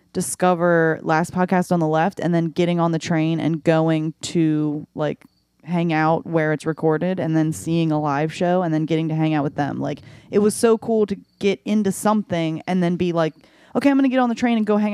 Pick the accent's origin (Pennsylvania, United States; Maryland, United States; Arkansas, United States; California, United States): Maryland, United States; Arbutus; I'm originally from Baltimore. I live in Baltimore County.